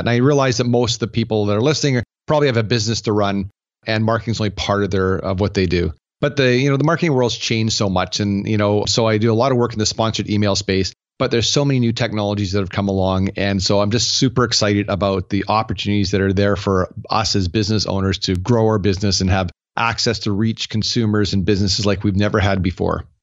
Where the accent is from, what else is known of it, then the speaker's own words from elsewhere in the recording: Canada; I'm Canadian